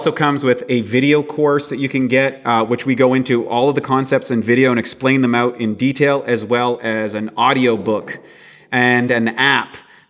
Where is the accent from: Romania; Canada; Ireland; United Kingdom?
Canada; In the 1967, I'm from Canada, when they brought in Social Security, the life expectancy of a Canadian citizen was 67 years old.